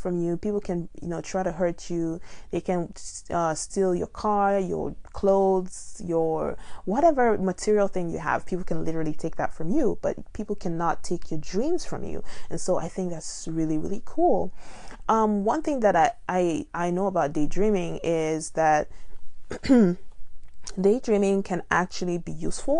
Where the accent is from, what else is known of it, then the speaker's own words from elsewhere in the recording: Nigeria; now in United States; I'm from Nigeria and I find myself living in America